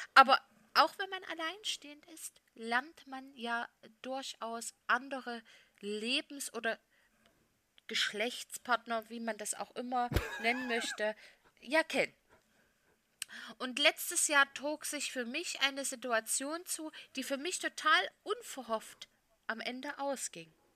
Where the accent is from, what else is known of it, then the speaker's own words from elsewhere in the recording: Saxony, Germany; meinem Heimatbundesland Sachsen